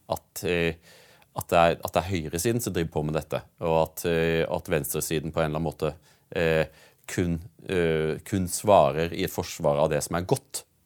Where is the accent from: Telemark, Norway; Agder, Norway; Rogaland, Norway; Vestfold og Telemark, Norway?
Agder, Norway; Audnedal; jeg kommer jo fra Audnedal, og Mandal er jo metropolisen for oss eh, i, i Audnedal